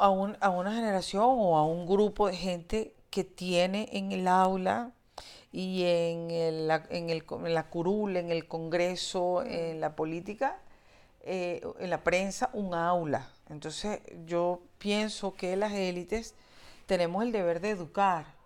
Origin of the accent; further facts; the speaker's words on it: Venezuela; yo nazco en la, la, democracia de Venezuela y yo, mm, pues soy venezolana